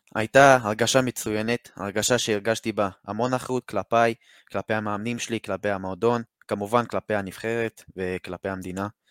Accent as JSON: {"language": "Hebrew", "town": "Haifa", "region": "Haifa District", "country": "Israel", "said": "מחיפה, אני בן 17"}